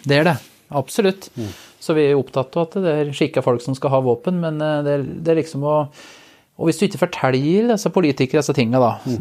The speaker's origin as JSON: {"language": "Norwegian", "area": "Finnskogen", "region": "Innlandet", "country": "Norway", "said": "Jeg er jo jeg er fra Finnskogen i grensetraktene mot Sverige."}